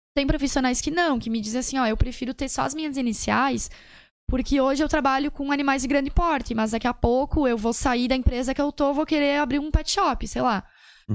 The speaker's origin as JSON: {"language": "Portuguese", "town": "Serafina Corrêa", "region": "Rio Grande do Sul", "country": "Brazil", "said": "Eu sou de Serafina, eu trabalho lá"}